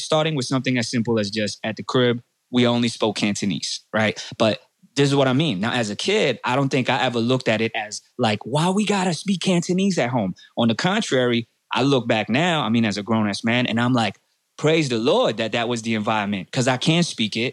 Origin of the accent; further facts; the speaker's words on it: North Miami Beach, Florida, United States; born and raised in North Miami Beach, Florida, uh, 82